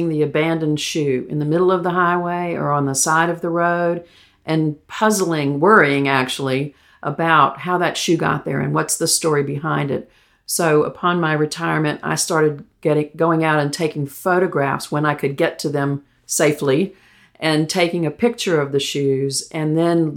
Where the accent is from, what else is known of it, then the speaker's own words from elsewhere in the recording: Baton Rouge, Louisiana, United States; moved away as an adult; also born or lived in Greensboro, North Carolina; now in Asheville, United States; I grew up in Louisiana, in Baton Rouge